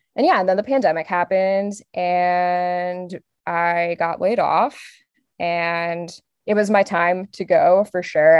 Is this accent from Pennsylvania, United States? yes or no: yes; outside of Philadelphia, Pennsylvania, United States; I grew up outside of Philly